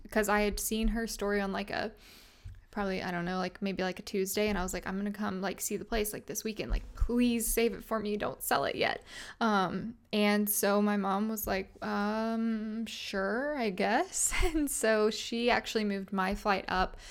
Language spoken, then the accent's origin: English; Little Rock, Arkansas, United States; moved away as an adult; also born or lived in Fayetteville, Arkansas; I grew up in a city called Little Rock, Arkansas, and then I lived there my whole life